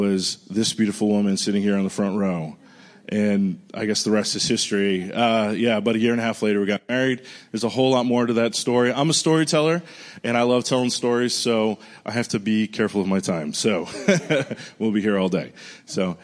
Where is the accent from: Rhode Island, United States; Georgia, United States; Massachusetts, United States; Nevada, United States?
Rhode Island, United States; moved away as an adult; also born or lived in Pensacola, Florida; now in Nashville, United States; I'm from Rhode Island originally. I grew up there. Left when I was 18.